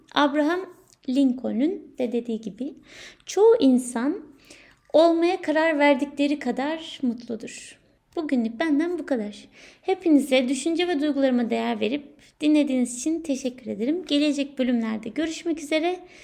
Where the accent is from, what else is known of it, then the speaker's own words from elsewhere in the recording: Turkey; moved away as an adult; Ülkemden, ailemden, sevdiklerimden ayrı olan ilk doğum günüm